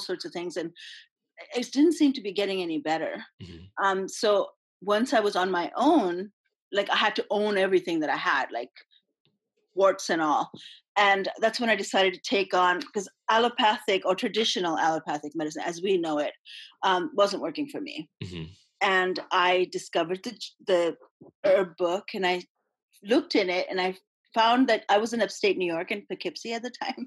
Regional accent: India; moved away; I came from India

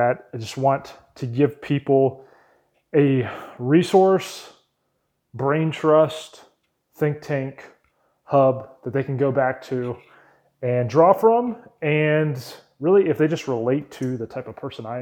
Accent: Wake Forest, North Carolina, United States; also born or lived in Raleigh, North Carolina; I was born in Raleigh, North Carolina, and grew up in a town called Wake Forest, North Carolina

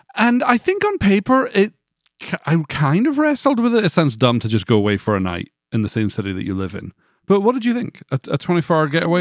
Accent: United Kingdom; moved away as an adult; now in Nashville, United States; coming from the U K

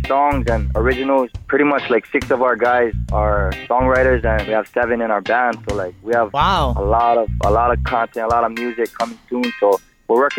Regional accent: Oahu, Hawaii, United States; moved away; also born or lived in Big Island, Hawaii; I was born on Oahu and raised here

